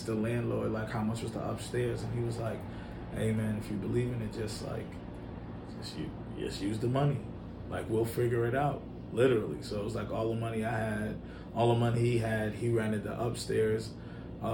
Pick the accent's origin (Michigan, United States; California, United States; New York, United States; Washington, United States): New York, United States; New York City; also born or lived in Schaumburg, Illinois / Nigeria; now in Chicago, United States; I grew up in New York City.